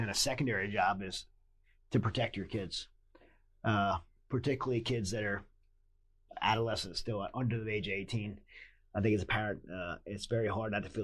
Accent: United States; As an American, I believe, and as someone that's fought for this country

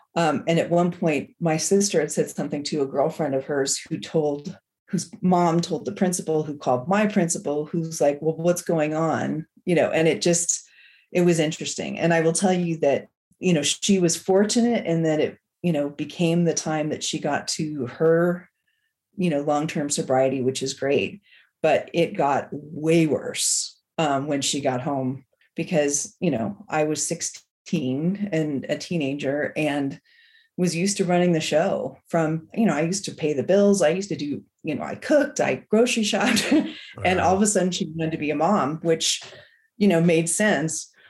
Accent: San Francisco Bay Area, California, United States; moved away as an adult; now in Bend, United States; I am from the San Francisco Bay Area, but I live in Bend, Oregon

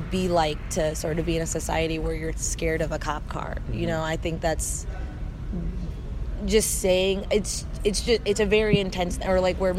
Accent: Chicago, Illinois, United States; also born or lived in San Diego; I'm from Chicago

